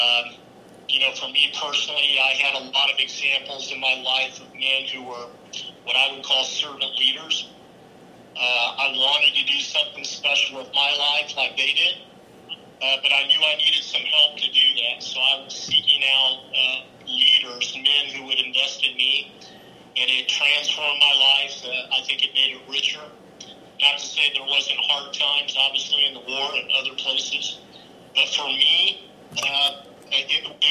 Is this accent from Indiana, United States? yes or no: yes; Danville, Indiana, United States; moved away as an adult; now in Riyadh, Saudi Arabia; I grew up in Danville, lived there for most of my childhood.